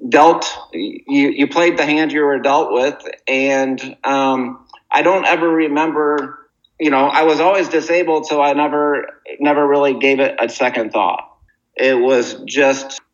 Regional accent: Muskegon, Michigan, United States; moved away as an adult; so then I grew up in Muskegon, Michigan, and I went to public schools with no special accommodations.

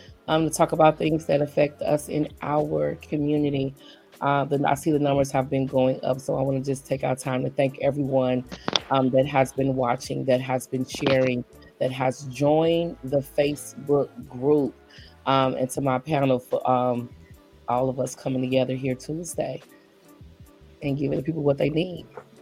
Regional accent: St. Louis, Missouri, United States; I'm originally from St. Louis, Missouri.

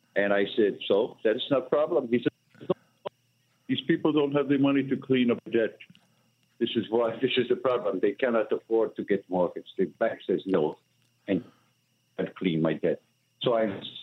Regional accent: India; English is a second language; moved away as an adult; now in Elizabeth, United States; I am Indian American. I come to America 22 years ago

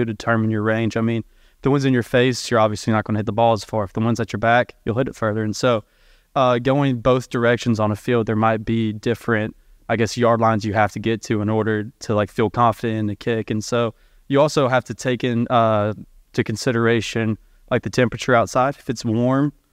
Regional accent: Tennessee, United States; my home state

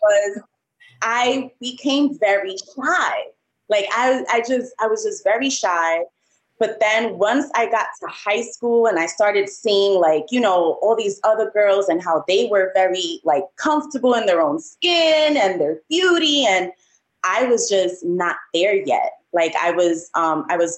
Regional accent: New York City, New York, United States; I'm from the Bronx. Yes, I was born and raised in New York, the Bronx.

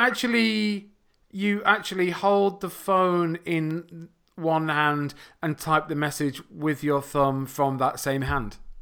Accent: England, United Kingdom; first language English; I come from a country called England.

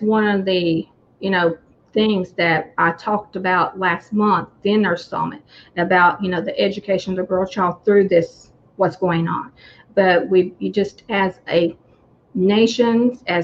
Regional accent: United States; being an American

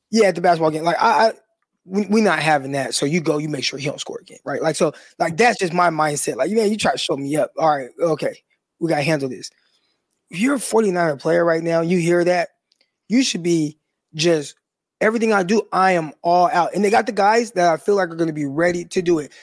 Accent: Stockton, California, United States; I'm from Stockton, California

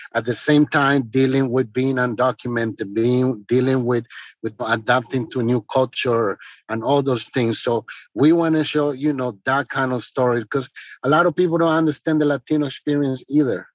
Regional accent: Paraguay; now in Washington, D.C., United States; I'm originally from Paraguay, but the US is my second country, and my city is Washington, D.C.

